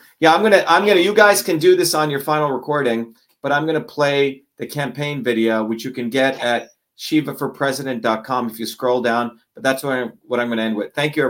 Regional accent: New Jersey, United States; You know, I grew up with nothing. I grew up in Jersey.

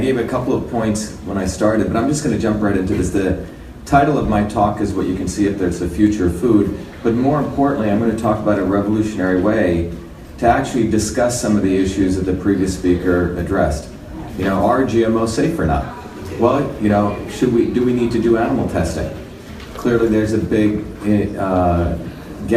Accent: Mumbai, Maharashtra, India; moved away; also born or lived in South India; I grew up in India as a young kid. India is very different. It's a country within countries. So I grew up in the India of Bombay, but I also grew up in India of a small village in deep South India.

